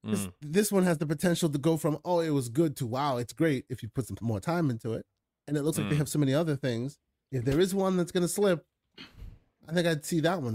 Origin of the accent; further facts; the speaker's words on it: Boston, Massachusetts, United States; I'm from Boston. We're all crazy, yes. I'm from all over the place.